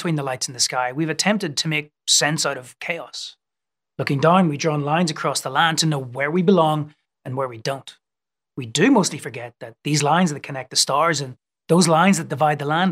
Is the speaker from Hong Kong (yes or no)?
no; Northern Ireland, United Kingdom; moved away; also born or lived in New York City; I was growing up in Northern Ireland